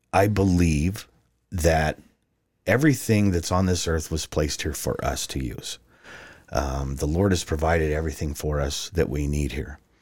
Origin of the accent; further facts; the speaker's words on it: Farmington, New Mexico, United States; moved away as an adult; now in Arizona, United States; I was born and raised in Farmington, New Mexico